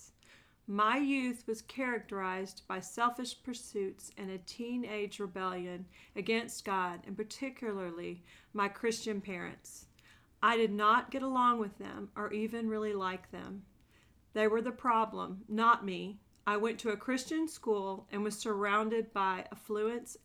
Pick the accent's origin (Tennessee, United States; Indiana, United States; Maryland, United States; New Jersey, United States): Tennessee, United States; Nashville; I am from Nashville, Tennessee